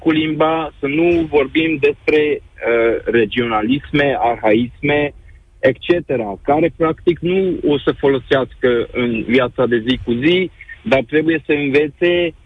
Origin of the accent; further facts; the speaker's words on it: Romania; Romanian is a second language; also born or lived in Bucharest; Patria mea este România. Aici m-am născut, aici cresc copiii, și spre moșii mei aici am născut și au crescut copii. Asta este patria mea, mă simt român, dar sunt de etnie maghiară